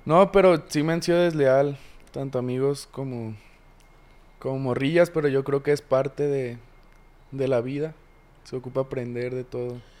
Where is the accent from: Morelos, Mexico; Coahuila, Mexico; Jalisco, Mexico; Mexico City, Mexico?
Jalisco, Mexico; Guadalajara; also born or lived in Tlaquepaque, Jalisco / Ciudad Aztlán, Jalisco; Soy originario de aquí de Guadalajara. Crecí en dos lugares distintos. Crecí en La Asunción, que es un barrio de ahí de Portlaquepaque. Y en Ciudad Aztlán, también otro barrio muy mentado aquí en Jalisco.